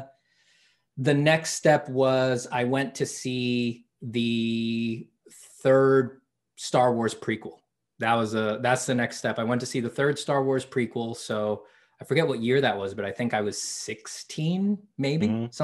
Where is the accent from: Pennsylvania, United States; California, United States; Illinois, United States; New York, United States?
New York, United States; moved away; I'm from New York